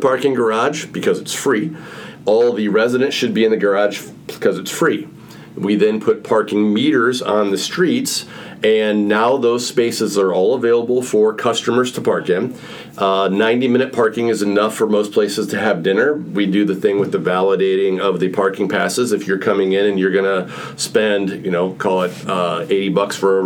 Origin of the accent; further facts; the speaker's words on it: Illinois, United States; I'm from Illinois